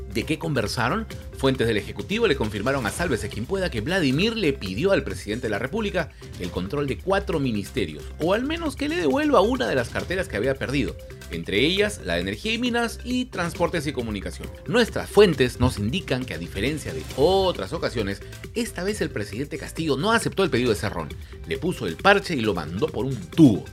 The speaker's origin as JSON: {"language": "Spanish", "country": "Peru", "said": "Todos somos peruanos"}